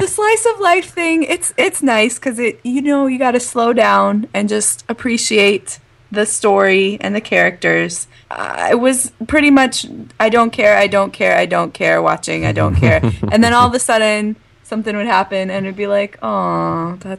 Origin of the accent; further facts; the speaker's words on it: Midwest, United States; I grew up in the Midwest